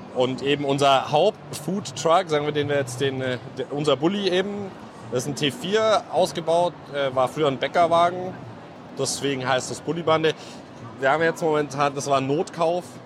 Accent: Allgäu, Bavaria, Germany; wir kommen ja gebürtig aus dem Allgäu

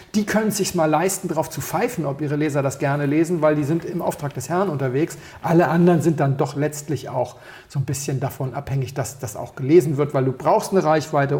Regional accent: Berlin, Germany; ich bin, ich komm, bin aus Berlin

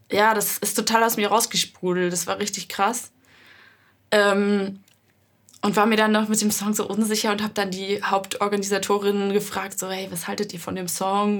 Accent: Hennweiler, Rhineland-Palatinate, Germany; now in Hamburg, Germany; ich komme gebürtig aus dem Hunsrück. Das ist ein Mittelgebirge in Rheinland-Pfalz. Schon so ein bisschen Richtung Saarland. Oh, aus einem sehr kleinen Dorf, was witzigerweise zwar nicht nach meiner Familie benannt wurde, aber trotzdem Hennweiler

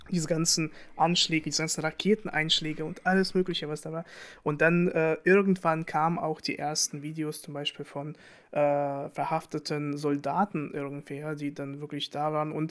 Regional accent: Russia; ich will nicht sagen, dass man als Russe Schuld hat.

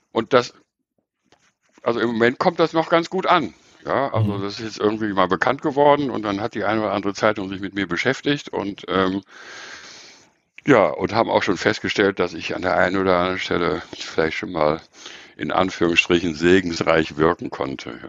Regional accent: North Rhine-Westphalia, Germany; ich bin in, politisch in Köln sozialisiert. Ja, ich bin also im Rheinland aufgewachsen, kenne den rheinischen Klüngel

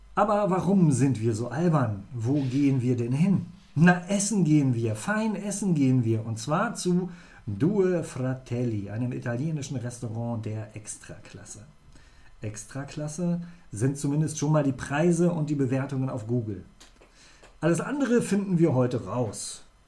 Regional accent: near Göttingen, Lower Saxony, Germany; now in Bremen, Germany; Ich habe in der Nähe von Göttingen bin ich groß geworden

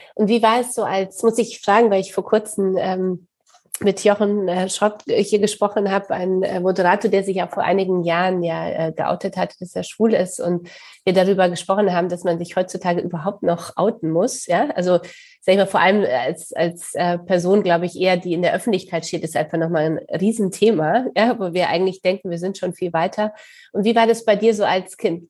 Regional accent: Poland; accent: Polish; now in Hamburg, Germany; ich komme selber aus Polen

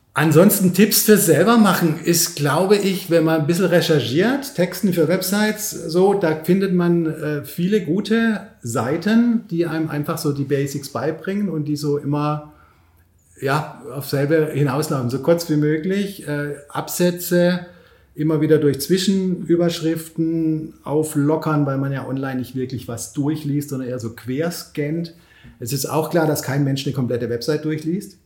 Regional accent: Pforzheim, Baden-Württemberg, Germany; moved away as an adult; now in Berlin, Germany; hier mal wieder in Pforzheim zu sein. Ich komme ja hier aus der Region

